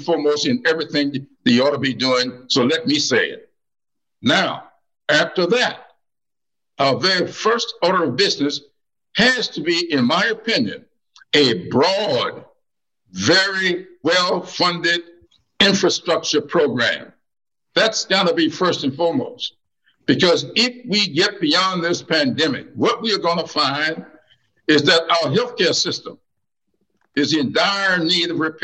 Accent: the South, United States; I've had the experience of growing up in the South

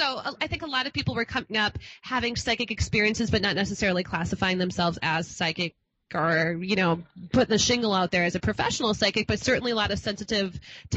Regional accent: Minnesota, United States; I come from Minnesota, and God knows if anybody's stoked, we are.

